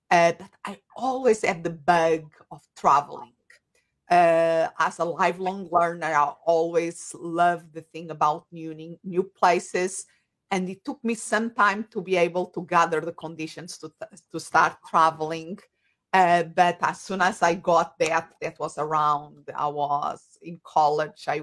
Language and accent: English; Portugal; English is a second language; moved away as an adult; also born or lived in Spain; I have an accent. And if they are wondering where this accent comes from, I'm originally from Portugal, a little country next to Spain in Europe